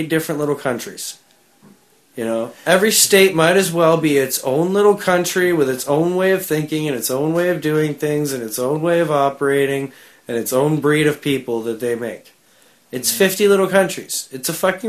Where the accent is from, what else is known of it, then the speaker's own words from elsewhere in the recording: Canada; We're still very, very British up here in Canada.